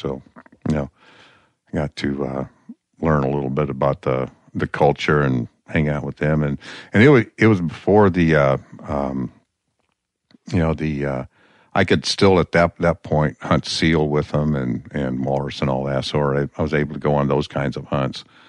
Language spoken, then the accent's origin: English; Peoria, Illinois, United States; also born or lived in Nome, Alaska; now in Alaska, United States; Peoria, Illinois